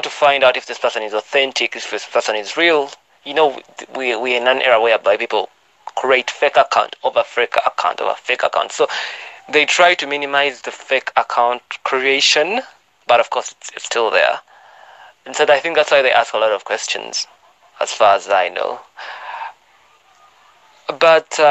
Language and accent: English; Uganda; I'm from Uganda